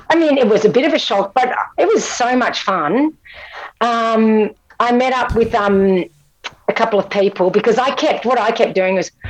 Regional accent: Scotland, United Kingdom; now in Australia; From Scotland, yeah. I mean, I've, I've become a citizen, but I'm not Australian

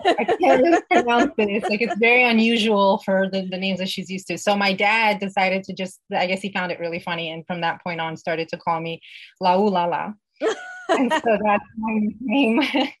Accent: Uzbekistan; born there; And so the country I was born in used to be part of the former Soviet Union. I was born in Uzbekistan, and I'm of Persian descent.

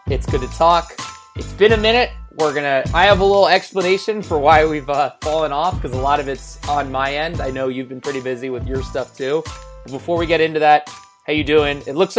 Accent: California, United States; I'm not home anymore, but home where I grew up in the Bay Area for Thanksgiving, seeing family and stuff.

